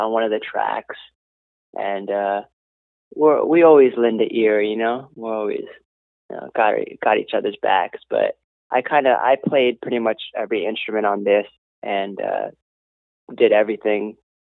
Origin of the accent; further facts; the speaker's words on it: Los Angeles, California, United States; we're born and raised in Venice Beach.